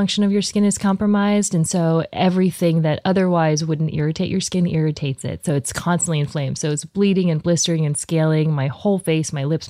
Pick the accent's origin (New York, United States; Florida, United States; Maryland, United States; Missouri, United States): Missouri, United States; Columbia; moved away; also born or lived in New Jersey / Texas; I was technically born here in Missouri. My family's from Taiwan.